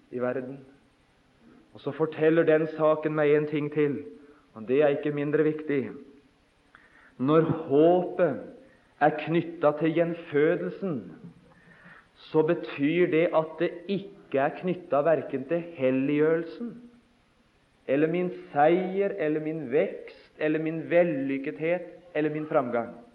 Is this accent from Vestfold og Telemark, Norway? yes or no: yes; Notodden, Vestfold og Telemark, Norway; hjemme på Notodden da jeg var guttunge